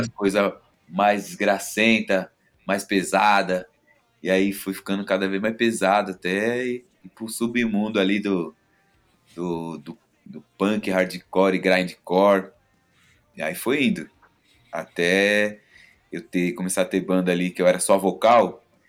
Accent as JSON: {"language": "Portuguese", "region": "São Paulo", "country": "Brazil", "said": "eu sou da Vila Maria"}